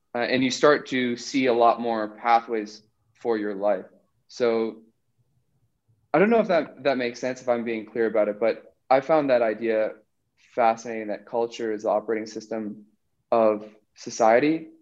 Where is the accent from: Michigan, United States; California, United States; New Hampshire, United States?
New Hampshire, United States; moved away as an adult; also born or lived in South America; Growing up in New Hampshire